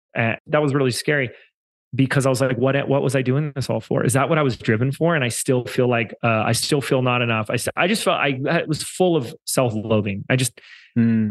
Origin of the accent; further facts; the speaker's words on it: Laguna Beach, California, United States; moved away as an adult; We have a core team that come in an office every day in, in my hometown of Laguna Beach um, before I moved